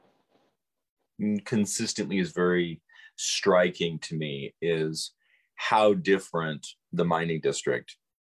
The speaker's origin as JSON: {"language": "English", "region": "Central Illinois", "country": "United States", "tie": "born or raised there", "said": "the downtown I grew up with in Central Illinois"}